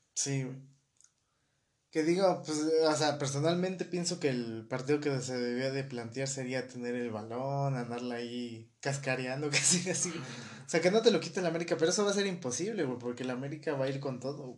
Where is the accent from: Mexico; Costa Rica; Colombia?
Mexico; Como buenos mexicanos